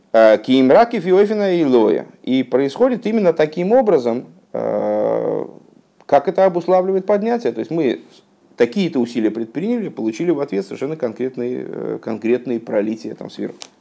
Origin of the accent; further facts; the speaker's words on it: Russia; я, м, там, плохо говорю на, на иврите, скажем, потому что я, ну, родился в России